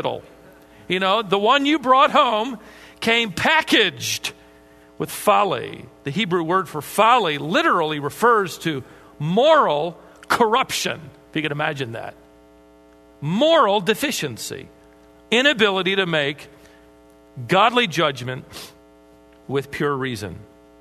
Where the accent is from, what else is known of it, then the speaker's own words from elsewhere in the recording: Minnesota, United States; I was born in Minnesota